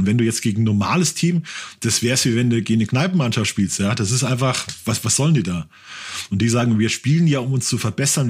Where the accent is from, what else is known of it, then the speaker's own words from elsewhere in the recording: Germany; ich bin Deutscher